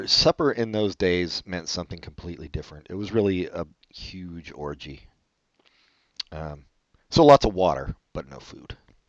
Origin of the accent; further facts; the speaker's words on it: Madison, Wisconsin, United States; Oh, look, I'm from Madison, Wisconsin.